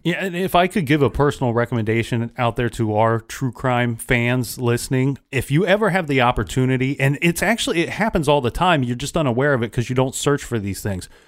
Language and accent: English; Ohio, United States; a girl my age in my home state